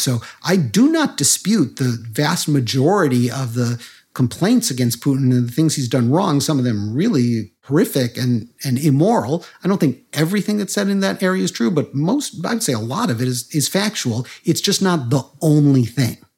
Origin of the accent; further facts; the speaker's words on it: Chicago, Illinois, United States; I grew up in Chicago